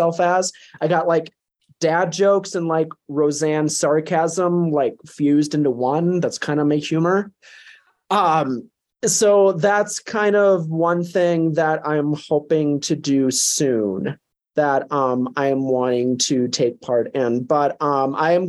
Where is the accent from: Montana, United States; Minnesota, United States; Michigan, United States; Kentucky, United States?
Minnesota, United States; southern; also born or lived in Blue Earth, Minnesota; now in Colorado, United States; growing up in Minnesota